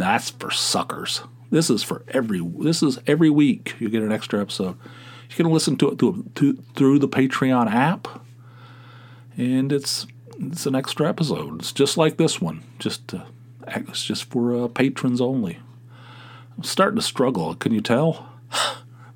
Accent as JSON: {"language": "English", "region": "Southern West Virginia", "country": "United States", "accent": "Southern / Appalachian", "moved": "yes"}